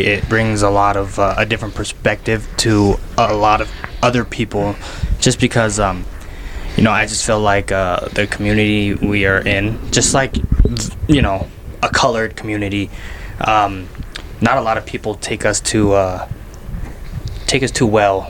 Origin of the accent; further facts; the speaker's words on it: South Jordan, Utah, United States; I grew up in South Jordan